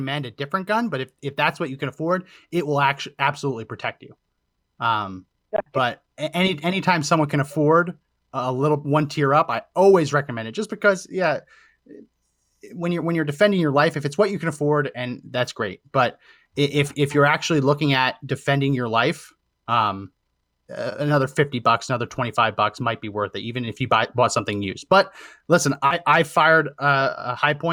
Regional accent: New Jersey, United States; also born or lived in Philadelphia, Pennsylvania; I grew up in New Jersey

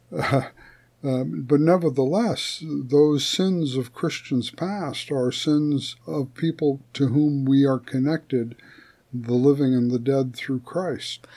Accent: United States; We you and I are both citizens of the United States of America

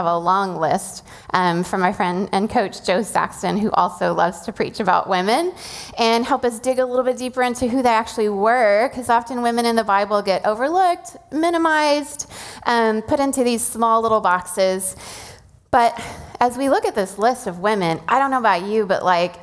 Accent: Venezuela; moved away; I grew up in Venezuela, and Semana Santa is a whole thing

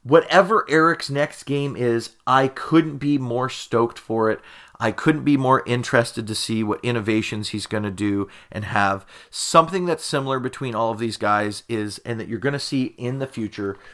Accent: Canada; that's how we would pronounce it here in Canada. And of course, I'm Canadian

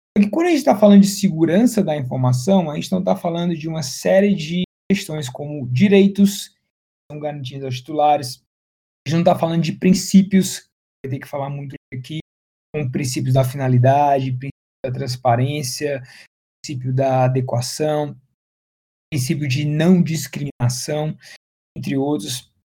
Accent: Fortaleza, Ceará, Brazil; moved away as an adult; now in São Paulo, Brazil; eu sou também cearense, sou de Fortaleza, mas estou radicado em São Paulo já tem aí mais de 10 anos

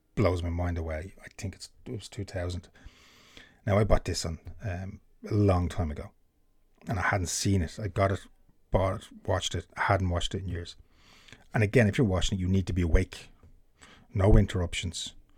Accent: Ireland; being an Irishman

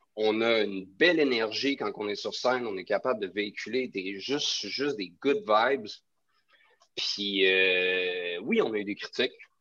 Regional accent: Quebec City, Quebec, Canada; now in Montreal, Canada; je viens de Québec

